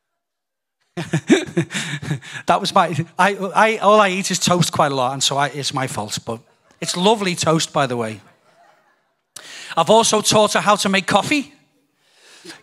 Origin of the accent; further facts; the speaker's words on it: United Kingdom; also born or lived in Donegal, Ireland (family); being British